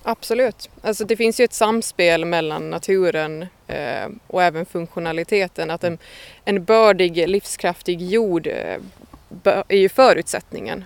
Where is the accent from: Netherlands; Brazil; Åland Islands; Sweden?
Åland Islands; Hammarland; Vi befinner oss eh, på stället där jag växte upp, eh, mitt föräldrahem på Annelund